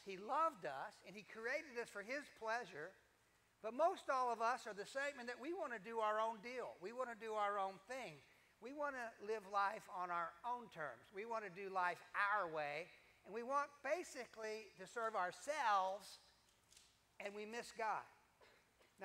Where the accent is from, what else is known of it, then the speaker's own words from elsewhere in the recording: Kentucky, United States; I grew up in Kentucky